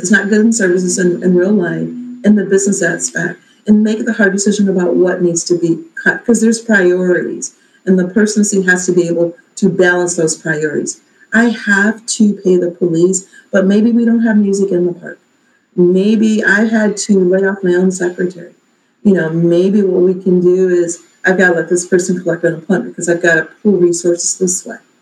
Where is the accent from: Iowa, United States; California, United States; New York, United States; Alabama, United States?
Alabama, United States; now in Maple Heights, United States; I'm from Alabama.